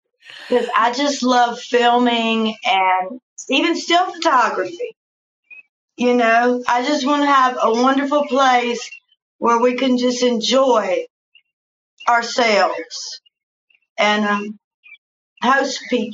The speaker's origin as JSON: {"language": "English", "town": "Arthur", "region": "Illinois", "country": "United States", "lives_now": "Fort Worth, United States", "said": "And just to think, I came from Arthur, Illinois, and now I'm over here in Fort Worth, Texas, making movies."}